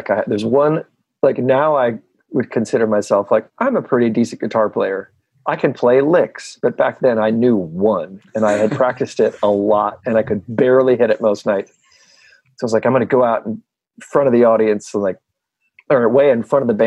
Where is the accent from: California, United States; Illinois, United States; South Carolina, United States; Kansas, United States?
Illinois, United States; Normal; moved away; I came back to my hometown